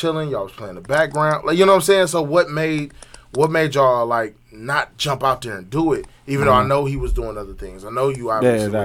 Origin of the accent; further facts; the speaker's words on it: Milwaukee, Wisconsin, United States; we're from Milwaukee